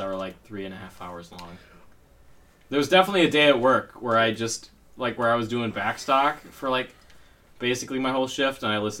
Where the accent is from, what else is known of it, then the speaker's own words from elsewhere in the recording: Canada; What do you think they're going to think when they find out we're from Canada?